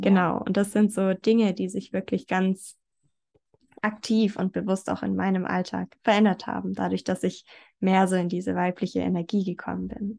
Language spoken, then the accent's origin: German; near Stuttgart, Baden-Württemberg, Germany; ich komme aus der Nähe von Stuttgart.